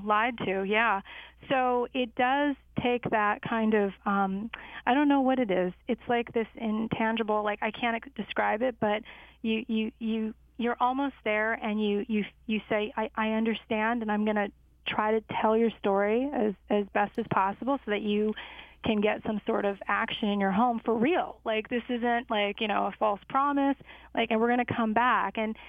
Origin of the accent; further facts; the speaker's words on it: Chicago, Illinois, United States; I'd like to say we grew up in Chicago, me and my sister, and we learned early on that we didn't have a lot of money